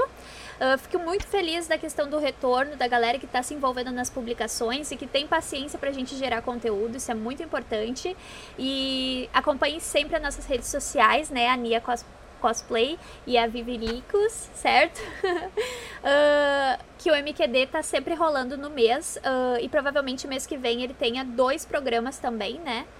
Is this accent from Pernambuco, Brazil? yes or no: no; Rio Grande do Sul, Brazil; eu sou do Rio Grande do Sul, né? Sou gaúcha